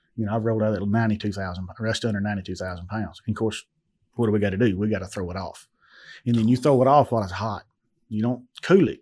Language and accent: English; Adamsville, Tennessee, United States; I'm from Adamsville, Tennessee